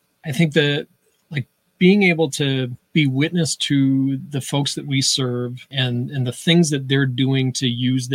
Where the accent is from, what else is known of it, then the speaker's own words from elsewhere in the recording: just outside of Utica, New York, United States; moved away as an adult; now in Syracuse, United States; So I grew up just outside of Utica, came to Syracuse about 12 years ago or so